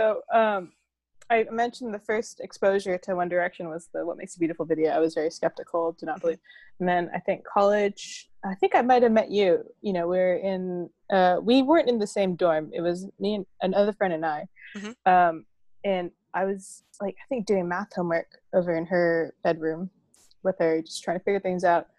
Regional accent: Bradford, Yorkshire and the Humber, United Kingdom; now in United States; And I was like, oh, I'm from Bradford.

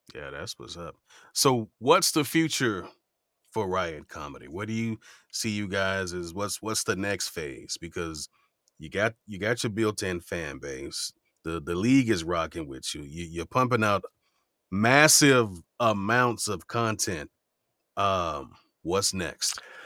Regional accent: Miami, Florida, United States; growing up in Miami

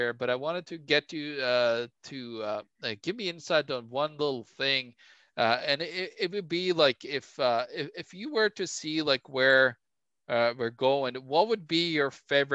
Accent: Norway; moved away; my home country Norway

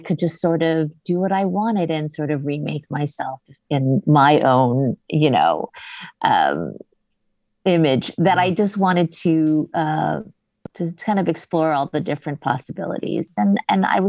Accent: Hawaii, United States; when I was growing up in Hawaii

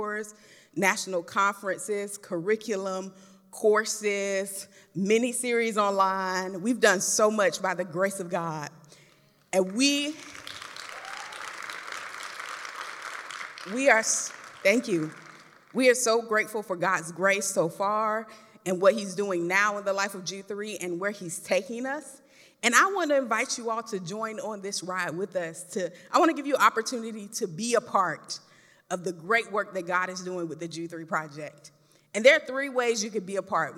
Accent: Florida, United States; I'm from Florida

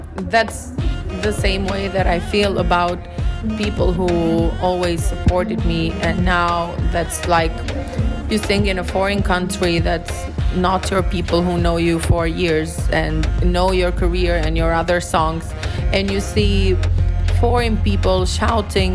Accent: Tirana, Tirana County, Albania; English is a second language; my hometown in Tirana

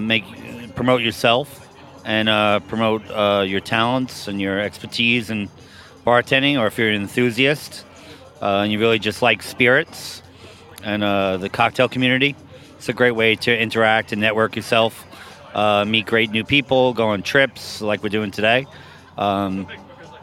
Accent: New York City, New York, United States; I grew up in Bay Ridge, Brooklyn, actually

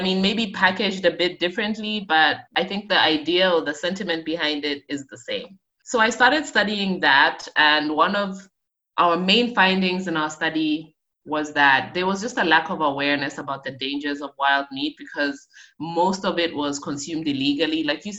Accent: North-West District, Botswana; also born or lived in Zambia / Okavango Delta; I am Zambian. I was born in Zambia, but I moved to Botswana, which is right next door, at 2 years old. So I did all of my schooling, my education there. And I was very fortunate to grow up in the heart of the Okavango Delta.

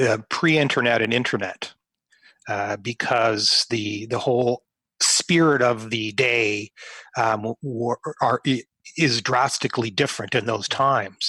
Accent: near Lake Erie, Ontario, Canada; growing up near Lake Erie

